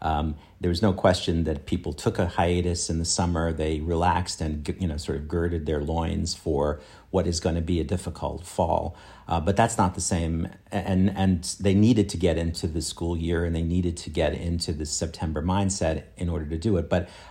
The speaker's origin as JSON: {"language": "English", "country": "Australia", "lives_now": "New York, United States", "said": "I come from Australia in order to, you know, be in the bright lights, big city environment."}